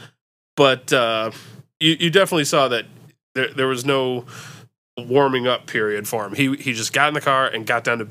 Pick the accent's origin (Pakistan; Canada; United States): United States; also born or lived in Detroit; an American Formula One fan